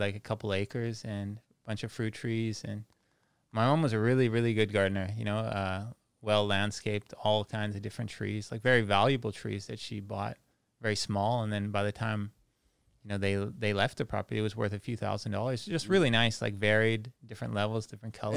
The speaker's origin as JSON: {"language": "English", "town": "Langley", "region": "British Columbia", "country": "Canada", "moved": "as an adult", "lives_now": "Phuket, Thailand", "said": "I'm from B C, just outside, uh, Vancouver"}